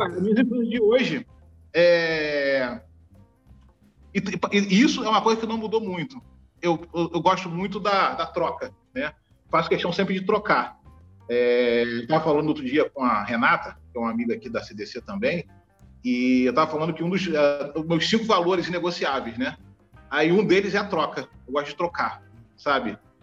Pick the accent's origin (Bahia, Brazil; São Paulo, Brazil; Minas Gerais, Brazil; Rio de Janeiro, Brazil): Rio de Janeiro, Brazil; Eu nasci no Rio de Janeiro, eu nasci em Irajá, aqui na cidade do Rio de Janeiro, é um bairro da Zona Norte. Eu moro no mesmo lugar desde que eu nasci, na mesma casa.